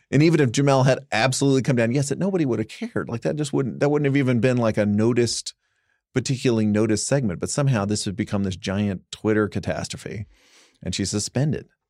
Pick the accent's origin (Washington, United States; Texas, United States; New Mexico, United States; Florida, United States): Texas, United States; Dallas Fort Worth; You and I grew up in Dallas Fort Worth.